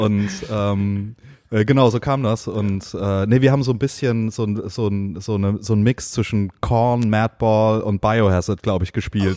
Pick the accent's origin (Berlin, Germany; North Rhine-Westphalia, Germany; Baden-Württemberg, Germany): Baden-Württemberg, Germany; Heidelberg; ich komme aus Heidelberg, aus dem schönen, beschaulichen Heidelberg